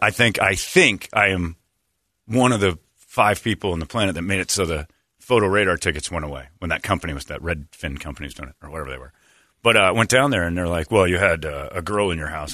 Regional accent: United States; I'm an American. I'm a true American

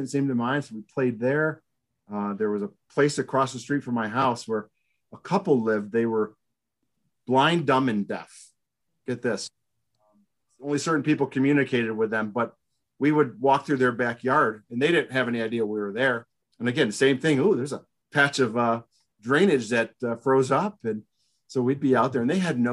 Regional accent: Binghamton, New York, United States; I grew up in Binghamton, New York

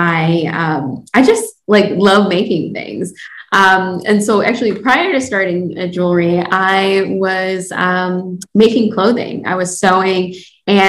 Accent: Detroit, Michigan, United States; I am born and raised in Detroit. I'm currently located in Detroit

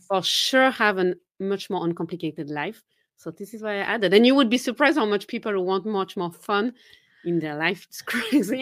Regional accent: Geneva, Switzerland; first language French; English is a second language; moved away; I'm originally from Geneva, Switzerland, so I do speak French, my mother tongue is French

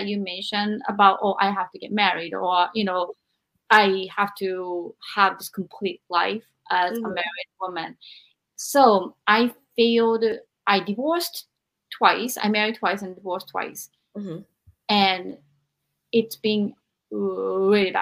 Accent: Japan; I am from Japan, where women were taught to be the best wives

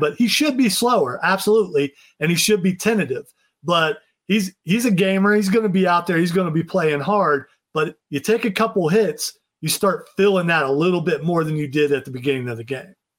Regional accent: Ohio, United States; I'm from Ohio

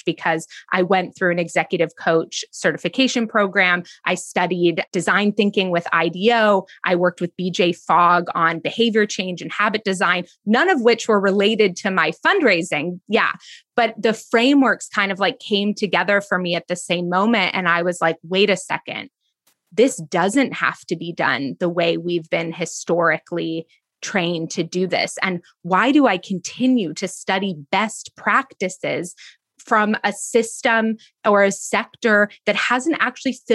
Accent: East Bay, California, United States; I grew up in the East Bay in California

